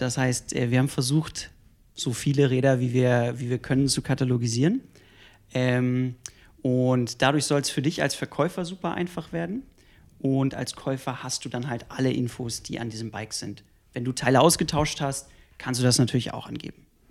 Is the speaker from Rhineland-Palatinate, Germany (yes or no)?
no; Hanover, Lower Saxony, Germany; now in Munich, Germany; ursprünglich komme ich aus Hannover und äh, wohne jetzt auch seit zehn Jahren in München